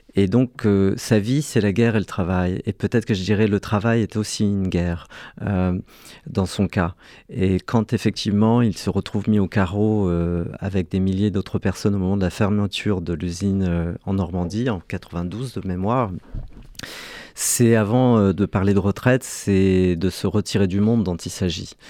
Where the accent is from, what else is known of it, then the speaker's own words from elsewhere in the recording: Algeria; now in France; pour obtenir la nationalité française, c'était un cauchemar administratif, puisque je suis né en Algérie